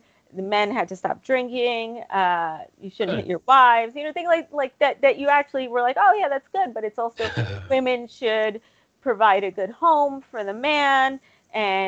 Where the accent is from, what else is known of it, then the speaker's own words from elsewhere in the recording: United States; as an American girl, right, which I was born and raised in this country